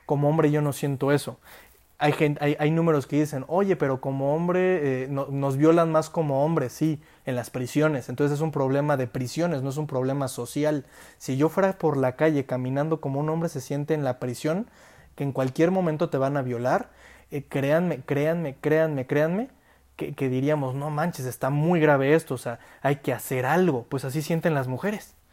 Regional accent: Mexico; yo como hombre, si salgo a la calle, la violencia que yo percibo como individuo, como mexicano

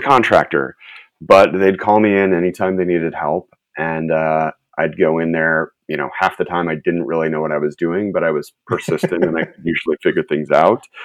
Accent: Chicago, Illinois, United States; moved away as an adult; now in Los Angeles, United States; I'm originally from the Chicago area. I grew up in, okay. in the suburbs there

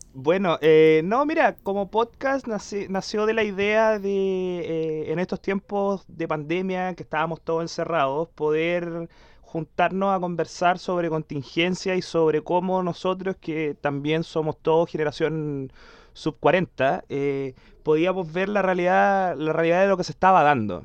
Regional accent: Concepción, Biobío, Chile; el Cristóbal y yo somos de Conce

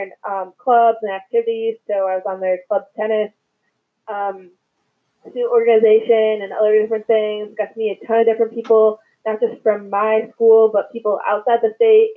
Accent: Milwaukee, Wisconsin, United States; moved away as an adult; also born or lived in Madison, Wisconsin; now in Chicago, United States; I'm born and raised in Wisconsin

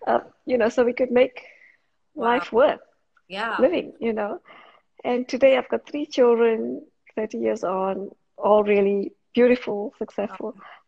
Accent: South Africa; moved away as an adult; now in Australia; I'm from South Africa originally. I was born in South Africa.

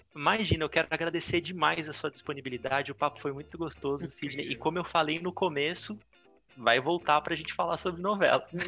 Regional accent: São Paulo, Brazil; Eu morei minha vida inteira na Barra Funda, aqui em São Paulo

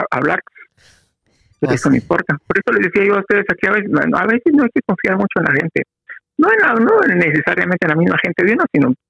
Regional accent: Quetzaltenango, Guatemala; now in Guatemala City, Guatemala; fíjese que cuando llegué a la capital de Guatemala, me fui a vivir a una casa de pensionistas, casa de huéspedes, se llama ahí en la zona 1. Y a un amigo también que llegó conmigo, los dos llegamos oh. procedentes de Chela para la capital.

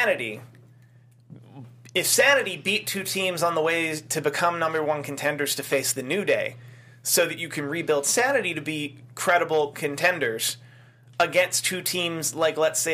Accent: Philadelphia, Pennsylvania, United States; my hometown

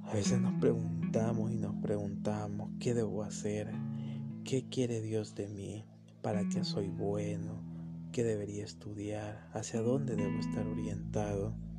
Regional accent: San Salvador, El Salvador; soy eh, salvadoreño, eh, justo de San Salvador

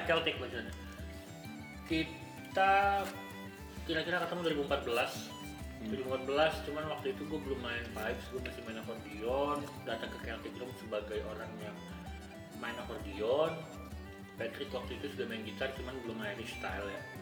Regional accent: Bandar Lampung, Lampung, Indonesia; now in Jakarta, Indonesia; Gua kan lahir besar di Lampung. Bandar Lampung, ya kan? Gua baru pindah ke Jakarta itu tahun dua ribu empat

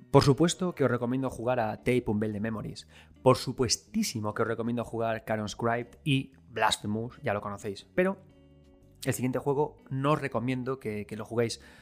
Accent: Galicia, Spain; Yo soy gallego

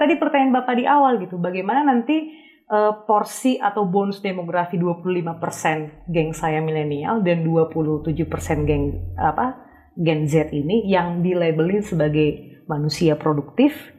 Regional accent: Tarutung, North Sumatra, Indonesia; moved away; also born or lived in Jakarta; di kampung saya di eh, Tarutung

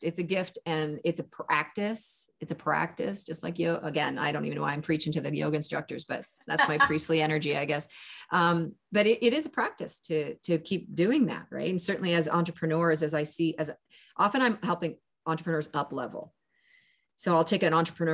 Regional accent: Canada; also born or lived in California; I'm Canadian, and live in California in my winters.

